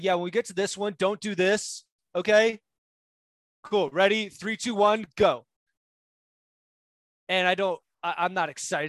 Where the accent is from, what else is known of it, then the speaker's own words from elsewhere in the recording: New Jersey, United States; New Jersey.